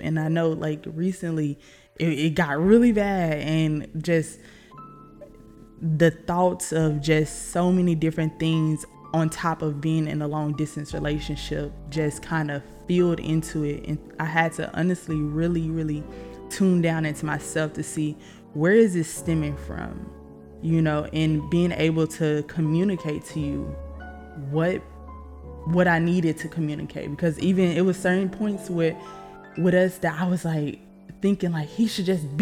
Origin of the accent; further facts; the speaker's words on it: Arkansas, United States; I'm from Arkansas, if you can hear my accent.